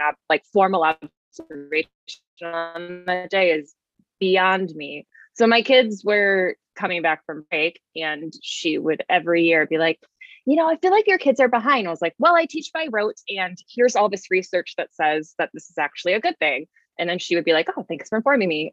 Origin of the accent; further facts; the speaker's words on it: Richmond, Virginia, United States; also born or lived in Arlington, Virginia / Florida; Grew up in Richmond, Virginia